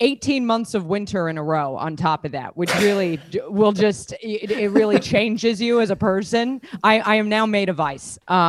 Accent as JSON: {"language": "English", "region": "New York", "country": "United States", "also_born_or_lived": "Australia", "moved": "as an adult", "lives_now": "London, United Kingdom", "said": "I'm not from here. I don't know if you can tell. I sound like Al Capone's hooker. I'm from New York, and that's where I've lived the last 15 years. But I got married to an Irish person in Australia"}